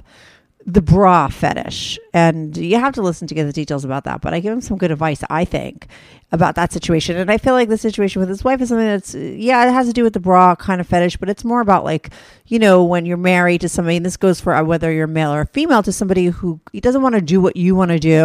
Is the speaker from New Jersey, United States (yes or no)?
yes; New Jersey, United States; I'm from New Jersey.